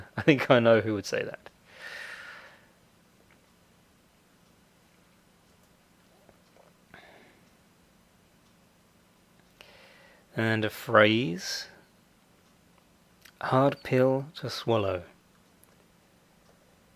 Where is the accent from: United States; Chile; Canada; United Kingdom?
United Kingdom; I'm British, so I say secretary